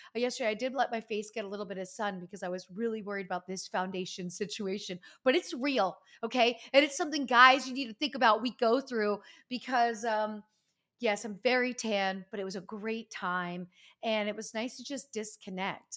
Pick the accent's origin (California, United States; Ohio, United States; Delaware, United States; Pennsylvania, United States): Pennsylvania, United States; moved away; Pennsylvania, my home state